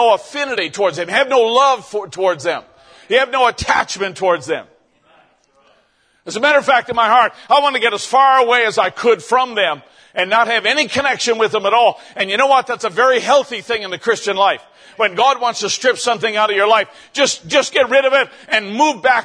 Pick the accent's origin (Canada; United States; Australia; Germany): Canada; I was out in another town in my province in Canada and came back to my hometown